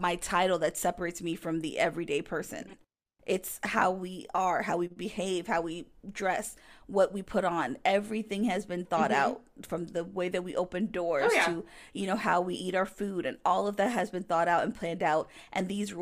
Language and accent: English; United States; as an American